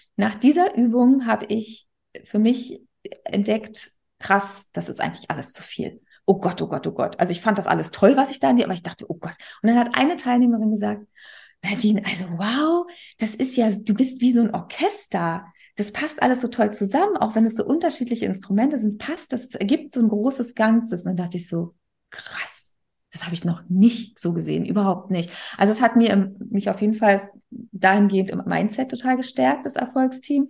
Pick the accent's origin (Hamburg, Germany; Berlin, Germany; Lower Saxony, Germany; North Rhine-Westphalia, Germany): Berlin, Germany; also born or lived in Bremen; in meine Heimat. Ne? Ich komme ja aus Berlin